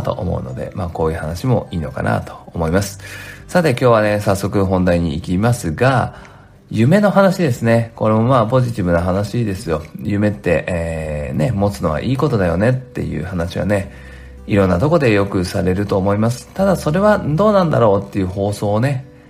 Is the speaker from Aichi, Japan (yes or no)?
yes; Nagoya, Aichi, Japan; moved away as an adult; also born or lived in Tokyo; 僕は名古屋出身